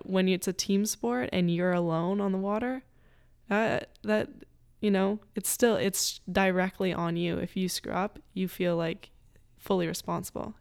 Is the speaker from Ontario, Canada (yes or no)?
yes; North Bay, Ontario, Canada; now in Lafayette, United States; there's a lot of companies in North Bay too that have helped me, in my hometown